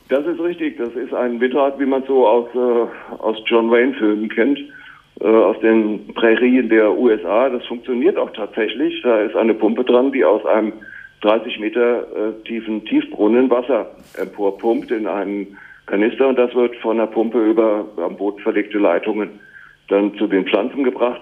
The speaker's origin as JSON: {"language": "German", "country": "Germany", "moved": "as an adult", "said": "als Deutscher"}